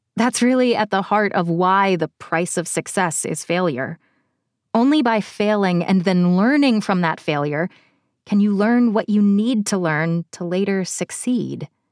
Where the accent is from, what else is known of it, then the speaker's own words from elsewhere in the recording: Cincinnati, Ohio, United States; my hometown of Cincinnati